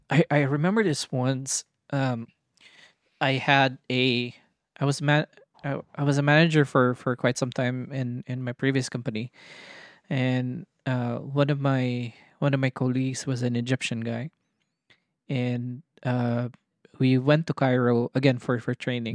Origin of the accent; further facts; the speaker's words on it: Cagayan de Oro, Northern Mindanao, Philippines; moved away; we grew up in Cagayan de Oro